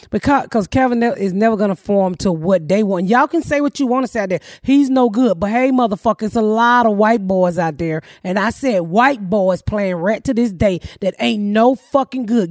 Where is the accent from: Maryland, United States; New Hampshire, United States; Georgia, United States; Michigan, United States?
Georgia, United States; Atlanta; now in Plainfield, United States; Kaepernick just went to my hometown